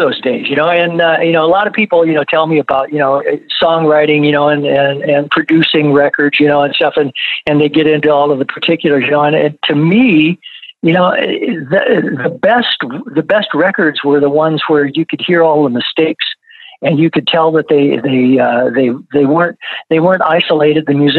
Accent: Flint, Michigan, United States; You know, I just totally, you know, for me growing up in Flint, you know, R&B was it, right.

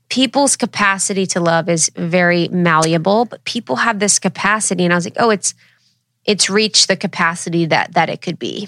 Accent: Ohio, United States; I'm from Ohio

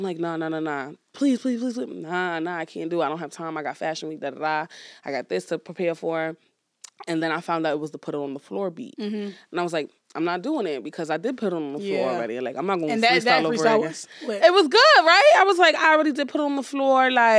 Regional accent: Brooklyn, New York, United States; Brooklyn, New York, period.

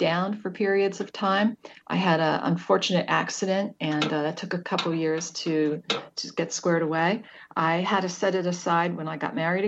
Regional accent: United States; moved away; I grew up right outside of New York City

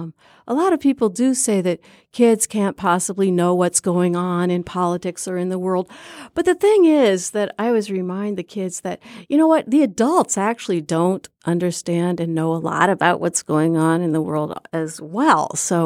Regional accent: Burlington, Iowa, United States; We were raised in Iowa

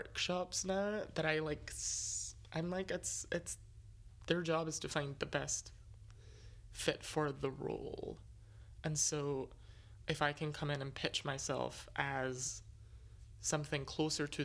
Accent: Scotland, United Kingdom; moved away as an adult; now in United States; coming out of a prestigious institution back home, being Scottish

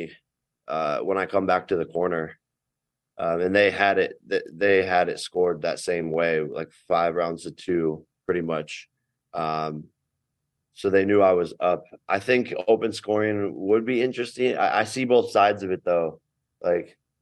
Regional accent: Cleveland, Ohio, United States; Even in my hometown, I was in Cleveland

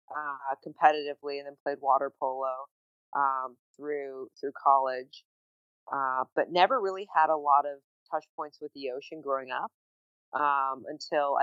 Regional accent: Bay Area, California, United States; moved away as an adult; now in San Diego, United States; born and raised in the Bay Area, I moved down to San Diego after grad school

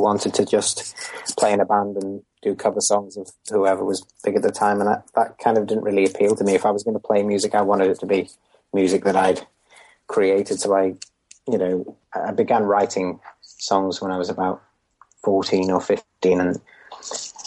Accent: Merseyside, on the fringes of Liverpool, North West England, United Kingdom; I grew up in Merseyside, not Liverpool itself, but sort of on the fringes of Liverpool.

